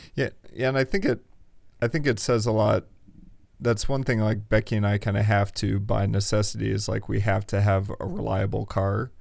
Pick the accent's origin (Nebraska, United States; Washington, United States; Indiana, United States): Indiana, United States; I'm from Indiana.